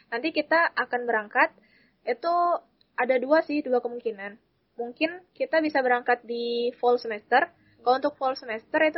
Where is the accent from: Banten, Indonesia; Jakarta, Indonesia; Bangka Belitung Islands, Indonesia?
Bangka Belitung Islands, Indonesia; Pangkal Pinang; Aku asal Pangkal Pinang, Bangka Belitung.